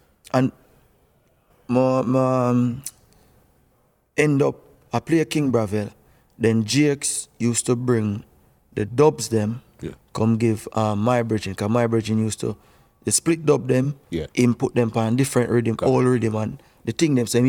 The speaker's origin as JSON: {"language": "English", "region": "Kingston", "country": "Jamaica", "tie": "born or raised there", "also_born_or_lived": "St. Andrew", "said": "place called Bada, St. Andrew, between St. Andrew and St. Mary. But I grew up in West Kingston"}